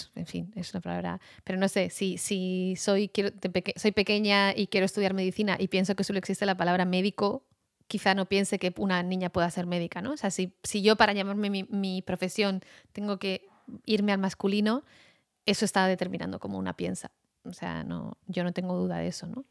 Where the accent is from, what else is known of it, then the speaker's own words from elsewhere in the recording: Basque Country, Spain; moved away; also born or lived in United States / France / Argentina; nací en el País Vasco